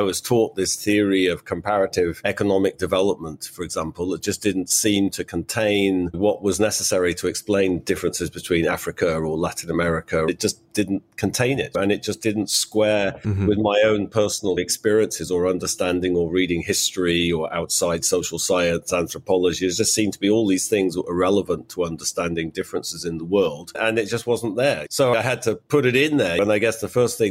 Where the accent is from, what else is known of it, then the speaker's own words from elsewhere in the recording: England, United Kingdom; I'm English. I grew up in the 1970s in England, which was a very political time.